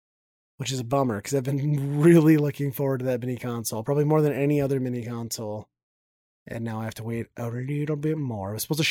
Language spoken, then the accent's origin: English; Midwest, United States; We're from the Midwest.